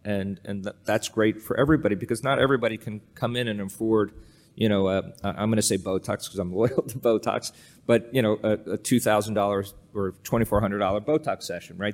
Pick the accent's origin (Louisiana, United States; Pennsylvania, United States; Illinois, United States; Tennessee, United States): Pennsylvania, United States; outside Allentown; I grew up in Pennsylvania, uh, outside of, uh, a town called Allentown